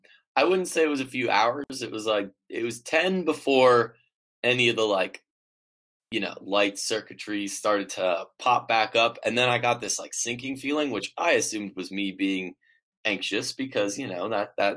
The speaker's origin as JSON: {"language": "English", "region": "Midwest", "country": "United States", "moved": "yes", "said": "I'm a Midwesterner"}